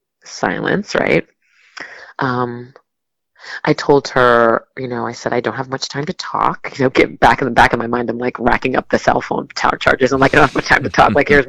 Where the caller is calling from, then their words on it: Rhode Island, United States; I'm calling from Newport, or I'm calling from Rhode Island